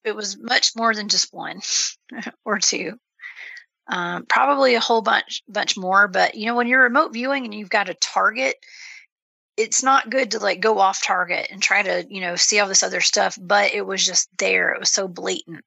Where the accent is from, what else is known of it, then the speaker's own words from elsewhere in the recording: Georgia, United States; I'm from Georgia